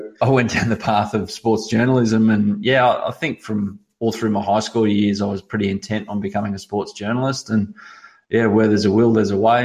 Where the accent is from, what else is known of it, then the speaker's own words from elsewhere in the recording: Sydney, New South Wales, Australia; Growing up in Sydney, I always supported Newcastle United because of my father